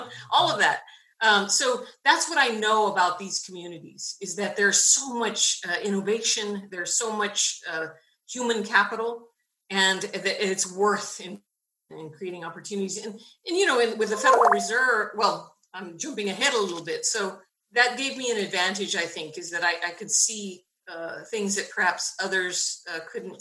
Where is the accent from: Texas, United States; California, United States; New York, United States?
Texas, United States; Benavides; I grew up in Benavidez, Texas, very small rural community near Laredo, near the border in Laredo